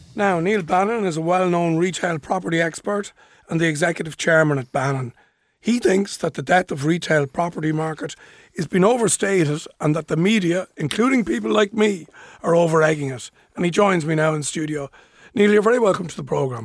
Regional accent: Dún Laoghaire, Leinster, Ireland; in my hometown of Dunleary

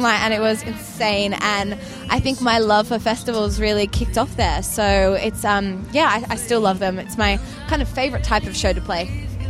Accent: Sydney, New South Wales, Australia; I'm from Sydney, Australia

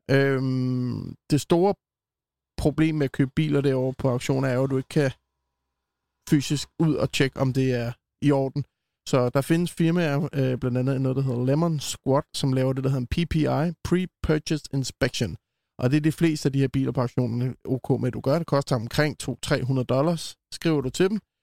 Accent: Copenhagen, Capital Region of Denmark, Denmark; som københavner

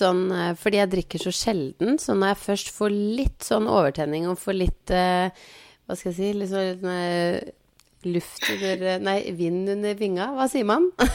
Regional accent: Biri, Innlandet, Norway; jeg er fra Biri

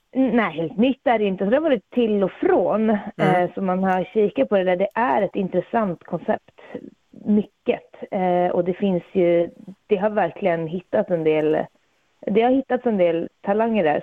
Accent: Jokkmokk, Norrbotten County, Sweden; i Jokkmokk, eh, min hemby

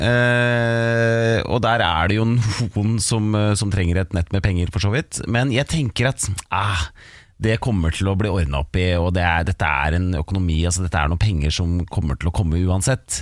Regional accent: Hamar, Innlandet, Norway; jeg er jo fra Hamar

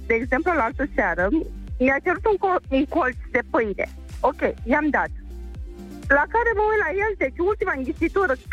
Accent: Tulcea, Tulcea County, Romania; din Tulcea.

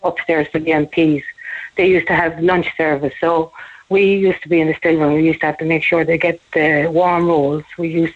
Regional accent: Kerry, Munster, Ireland; moved away as an adult; also born or lived in Ballyphehane, Cork / London; now in Cork, Ireland; I'm actually originally from Kerry, but I moved to Ballyfihan

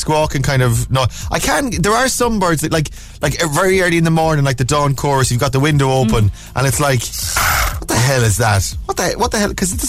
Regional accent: Ireland; I'm Irish and my English isn't very well

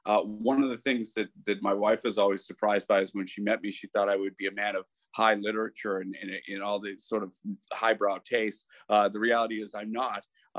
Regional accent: Boston, Massachusetts, United States; moved away as an adult; now in Ireland; my own time growing up in Boston

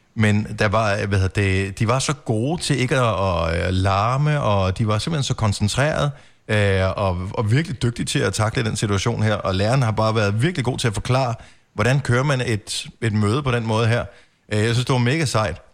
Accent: Denmark; som dansker

